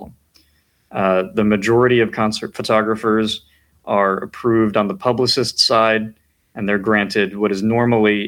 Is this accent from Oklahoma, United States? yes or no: no; White Plains, New York, United States; moved away as an adult; now in Washington, D.C., United States; I'm from White Plains, New York, originally